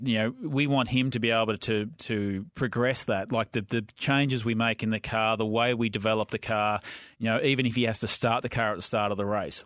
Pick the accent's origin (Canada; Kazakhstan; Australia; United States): Australia; Victoria; I grew up in Victoria